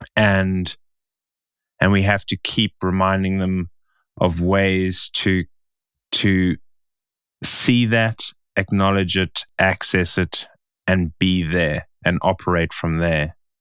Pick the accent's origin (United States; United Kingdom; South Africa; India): South Africa; Stellenbosch, Western Cape; in Stellenbosch, in my hometown